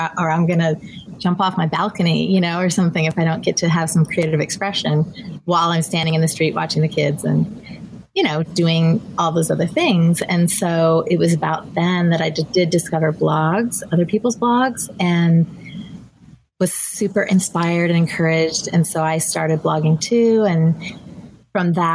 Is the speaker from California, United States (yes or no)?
yes; Southern California, United States; I'm from Southern California